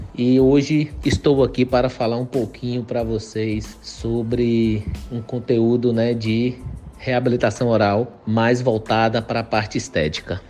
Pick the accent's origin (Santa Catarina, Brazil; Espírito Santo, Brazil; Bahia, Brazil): Bahia, Brazil; interior of; also born or lived in Salvador; Eu sou do interior da Bahia